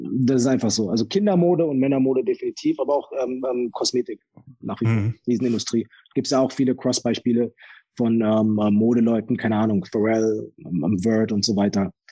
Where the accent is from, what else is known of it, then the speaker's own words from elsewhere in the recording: Germany; ich bin in, in Deutschland aufgewachsen